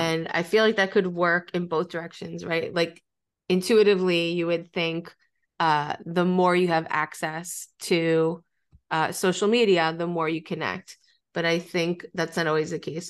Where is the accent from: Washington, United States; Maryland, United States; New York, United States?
New York, United States; I've always lived in, ex, except from college. I'm from New York. I've always been in New York